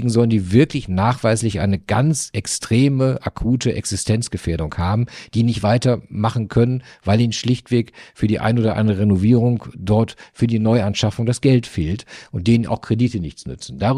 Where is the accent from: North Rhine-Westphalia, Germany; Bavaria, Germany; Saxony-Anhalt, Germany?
North Rhine-Westphalia, Germany; now in Flensburg, Germany; Aber Fußball, ich bin ja ein Kind des Ruhrgebiets, ist natürlich dort die Nummer eins. Hier ist Handball die Nummer eins